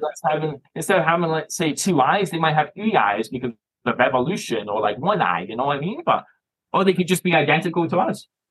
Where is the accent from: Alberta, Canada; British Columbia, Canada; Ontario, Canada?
Ontario, Canada; Toronto; moved away as an adult; now in Scotland, United Kingdom; I was born here. And I moved to Canada when I was a young age.